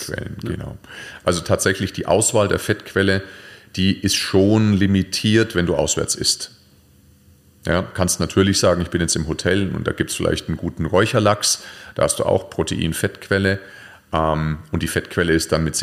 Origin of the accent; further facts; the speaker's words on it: Nuremberg, Bavaria, Germany; Oder mal eine Nürnberger, ich komme ja aus Nürnberg, Nürnberger Bratwurst finde ich sensationell